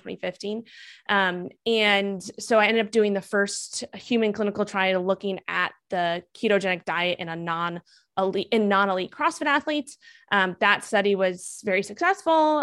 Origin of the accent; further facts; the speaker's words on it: New York City, New York, United States; also born or lived in Miami; I grew up in Manhattan, New York